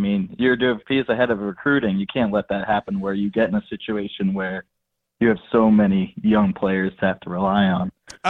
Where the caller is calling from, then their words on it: Lancaster, Pennsylvania, United States; Hey, how's it going? … from Lancaster.